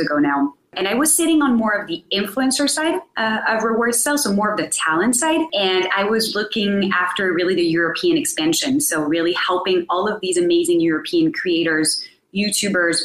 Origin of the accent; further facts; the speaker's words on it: France; I'm myself French-American. So I am from France originally